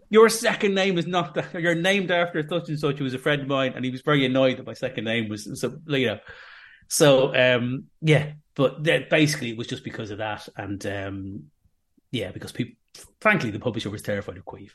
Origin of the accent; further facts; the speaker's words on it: Dublin, Leinster, Ireland; now in Manchester, United Kingdom; I'm from Dublin